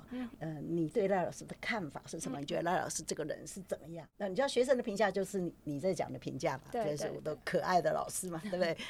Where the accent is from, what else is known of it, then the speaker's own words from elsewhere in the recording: Taiwan; 而且我是台湾的人，